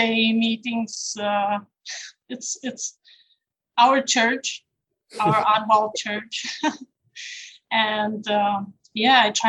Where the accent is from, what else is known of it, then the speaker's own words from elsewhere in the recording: Rolling Meadows, Illinois, United States; I'm from Rolling Meadows, but just not too far. It's close. It's still suburbs.